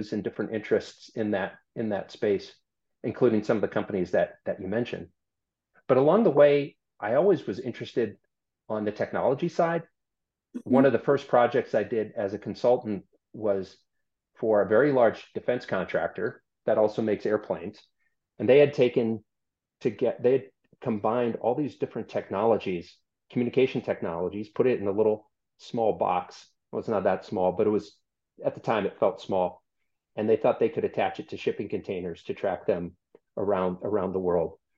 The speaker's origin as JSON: {"language": "English", "town": "Minneapolis", "region": "Minnesota", "country": "United States", "tie": "born or raised there", "also_born_or_lived": "Germany / Oxford, Ohio", "moved": "as an adult", "lives_now": "Norfolk, United States", "said": "I grew up in Minnesota, in Minneapolis, about as far away from the ocean as humanly possible in North America."}